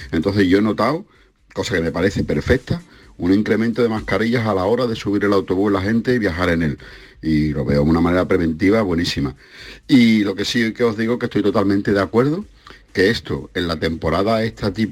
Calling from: Seville, Andalusia, Spain; de Sevilla.

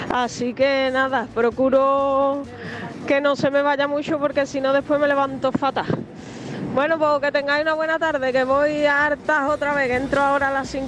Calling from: Coy, Region of Murcia, Spain; de Coy.

